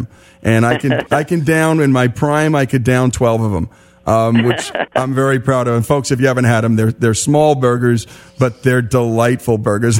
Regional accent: New Jersey, United States; I grew up in New Jersey

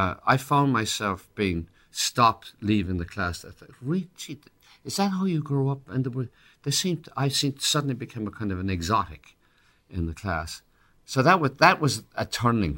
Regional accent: Ireland; accent: Irish; now in United States; I'd lose my Irish accent

